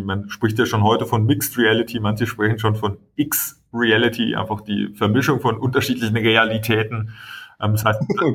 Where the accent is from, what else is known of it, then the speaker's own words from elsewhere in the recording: Swabia, Germany; ich bin selber Schwabe